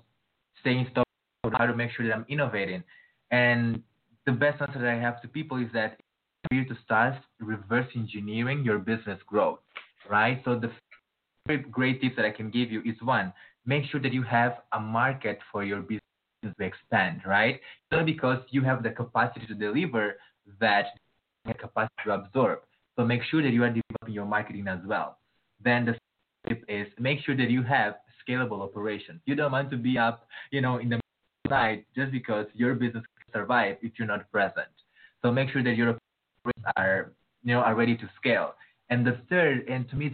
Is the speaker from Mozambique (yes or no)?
yes; Mozambique; I'm from Mozambique